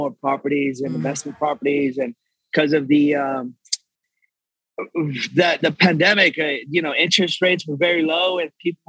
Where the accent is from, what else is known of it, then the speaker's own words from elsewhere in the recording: Texas, United States; Born and raised, yes.